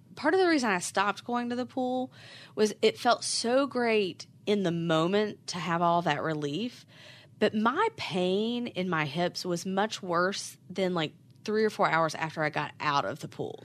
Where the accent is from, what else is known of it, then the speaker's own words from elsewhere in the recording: West Virginia, United States; now in Charlotte, United States; I am originally from West Virginia, but have lived in Charlotte forever at this point